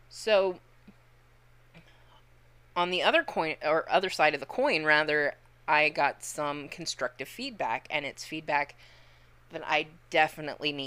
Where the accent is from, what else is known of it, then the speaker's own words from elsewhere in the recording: Joliet, Illinois, United States; I was born in Joliet